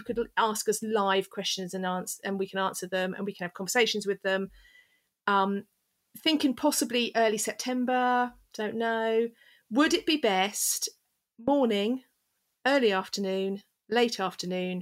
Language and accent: English; England, United Kingdom; I'm English.